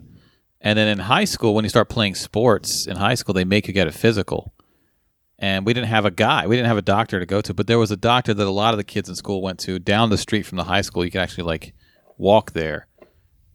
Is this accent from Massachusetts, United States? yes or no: no; Northern Virginia, United States; we're from Northern Virginia.